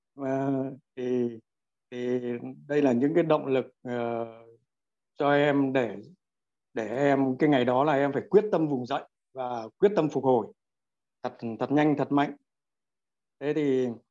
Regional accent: Quang Ninh, Vietnam; now in Đắk Lắk, Vietnam; em gốc người Quảng Ninh nhưng hiện đang à, sinh sống và làm việc tại Đắk Lắk

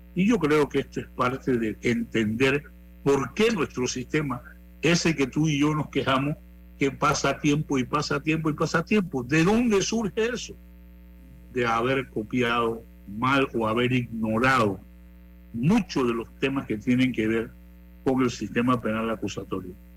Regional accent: Panama; nosotros como panameños

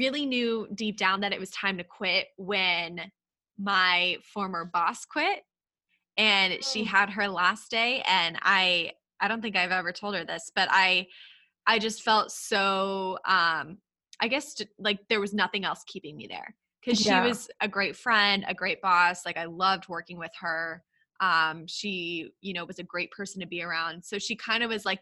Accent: Texas, United States; also born or lived in Brooklyn, New York / Philadelphia; now in Long Island, New York, United States; I'm actually originally from Texas

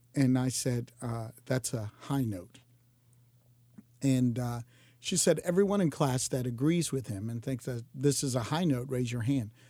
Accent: Jacksonville, Florida, United States; Born and raised in Jacksonville

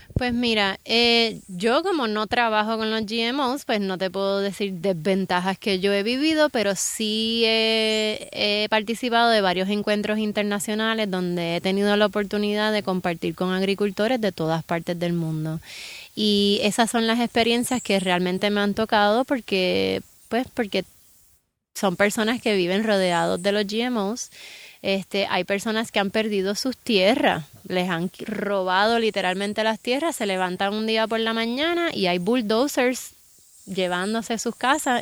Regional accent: Puerto Rico; en Puerto Rico tenemos muchas ventajas. O sea, estamos viviendo en un país

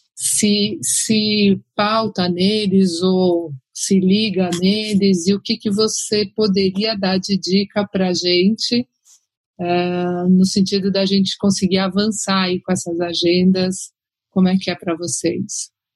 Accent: Brazil; como brasileiros

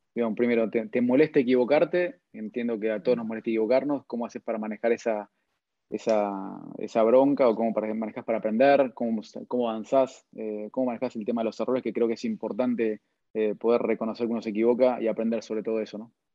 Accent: Argentina; primero como argentino, después como sudamericano

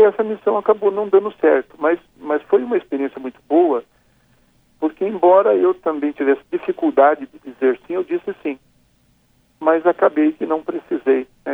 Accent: São José, Brazil; accent: caipira; now in São Paulo, Brazil; numa cidade interior como a minha, né, como São José

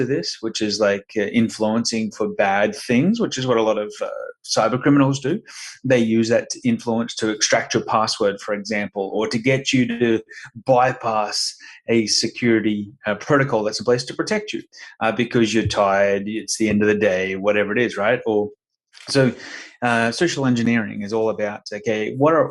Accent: Brisbane, Queensland, Australia; moved away as an adult; now in Sarasota, United States; Originally from Brisbane, Queensland. So down under.

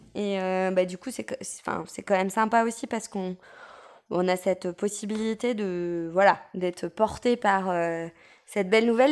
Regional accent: France; quand on est français

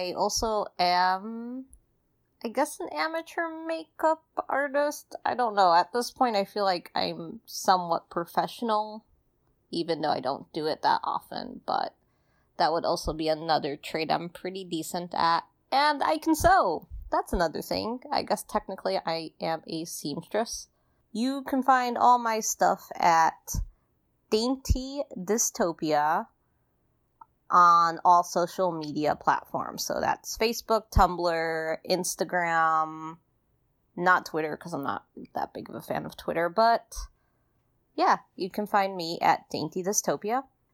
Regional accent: Chicago, Illinois, United States; I am from Chicago

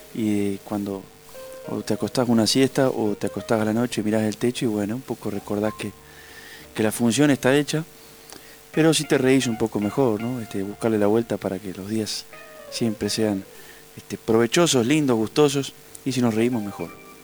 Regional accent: Urdampilleta, Buenos Aires Province, Argentina; moved away; also born or lived in Neuquén; eso es mi pueblo

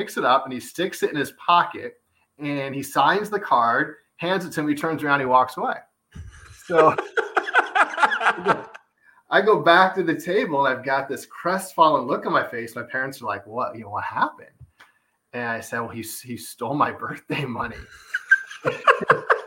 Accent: Evansville, Indiana, United States; moved away as an adult; I grew up in Evansville, Indiana

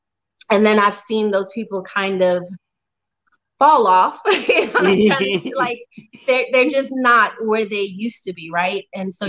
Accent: Spanish Town, Surrey, Jamaica; also born or lived in New York; I lived in New York for a few years. So I've been bouncing all over, but I am from originally. I'm from Spanish Town, Jamaica.

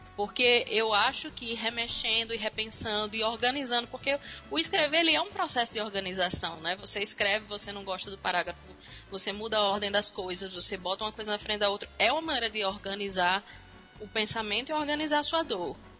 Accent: Natal, Rio Grande do Norte, Brazil; also born or lived in Campinas, São Paulo; Eu nasci em Campinas, São Paulo, mas eu fui para Natal com 5 anos

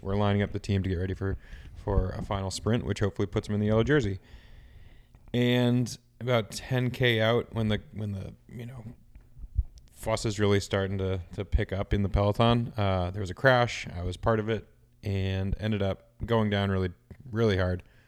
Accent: United States; being an American

